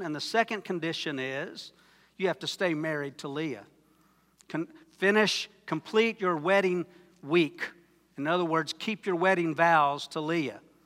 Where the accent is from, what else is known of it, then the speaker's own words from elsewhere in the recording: Wayne, Oklahoma, United States; I'm from Wayne, Oklahoma